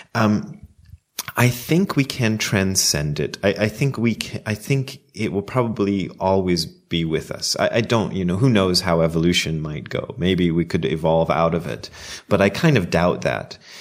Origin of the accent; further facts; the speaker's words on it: United States; moved away as an adult; also born or lived in Ohio / Japan; as an American